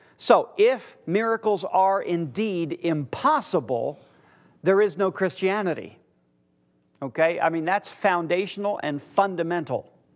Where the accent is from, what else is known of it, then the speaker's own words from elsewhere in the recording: United States; I'm from America